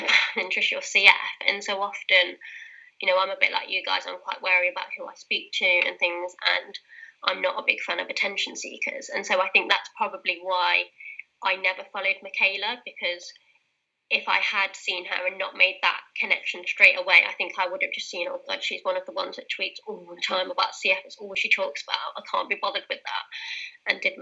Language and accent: English; Leicester, East Midlands, United Kingdom; accent: British; My hometown, Leicester